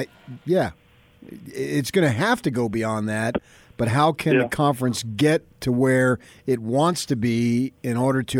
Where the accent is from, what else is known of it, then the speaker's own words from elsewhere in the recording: Phoenix, Arizona, United States; moved away; I grew up down there in Phoenix myself, went to ASU.